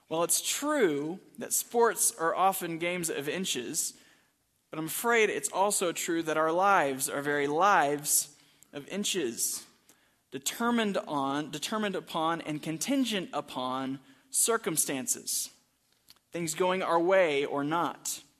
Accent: Texas, United States; now in Albuquerque, United States; my family, the …, uh, for about nine months now in Albuquerque. Many of you know we come from Texas. I went to the University of Texas.

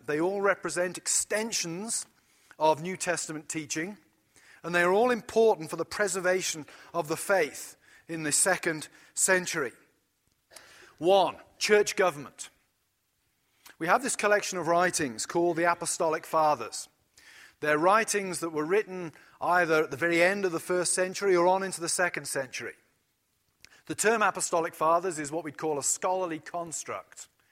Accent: United Kingdom; as a British person

